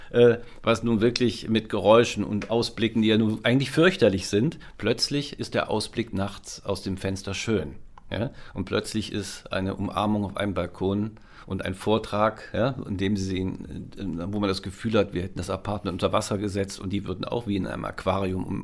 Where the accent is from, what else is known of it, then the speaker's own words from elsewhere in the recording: Düsseldorf, North Rhine-Westphalia, Germany; also ich komme aus Düsseldorf und … ja, war eine meiner Lieblingsbands.